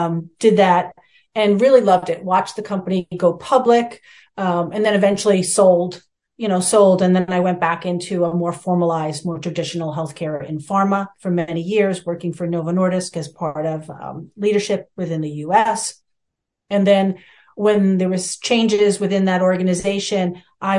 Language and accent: English; New York City, New York, United States; I grew up in New York City in the boroughs, staring at, you know, downtown Manhattan most of my life